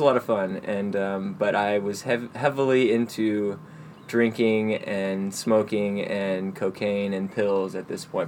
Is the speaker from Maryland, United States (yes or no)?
no; Dallas, Texas, United States; now in Austin, United States; I grew up in Dallas, um, Dallas proper